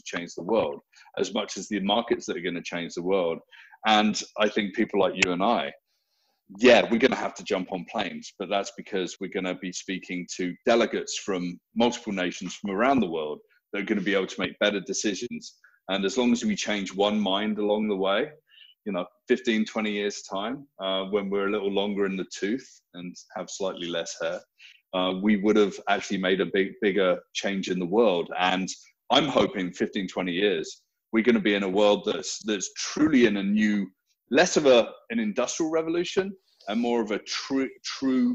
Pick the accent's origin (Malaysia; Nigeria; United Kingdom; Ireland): United Kingdom; now in Toronto, Canada; I'm obviously a naturalized Canadian, British at birth